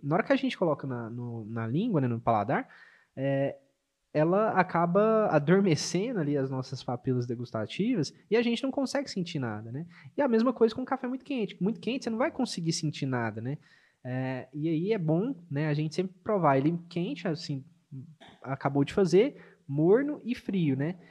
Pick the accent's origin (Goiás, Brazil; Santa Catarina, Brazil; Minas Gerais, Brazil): Minas Gerais, Brazil; como um bom mineiro